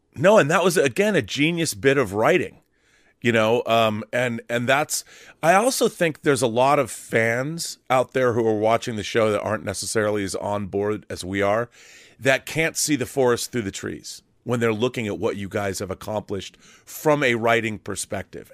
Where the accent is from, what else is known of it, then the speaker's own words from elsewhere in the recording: Seattle, Washington, United States; moved away as an adult; also born or lived in California; I moved from where I grew up in Seattle. I moved to California to go to college at U S C